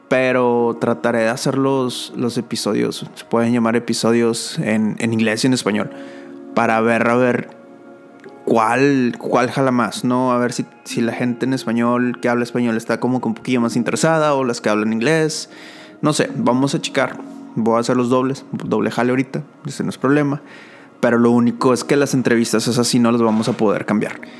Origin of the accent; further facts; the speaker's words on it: Monterrey, Nuevo León, Mexico; now in San Antonio, United States; Ese es mi nombre. soy, de San, soy de Monterrey y vivo en San Antonio, Texas.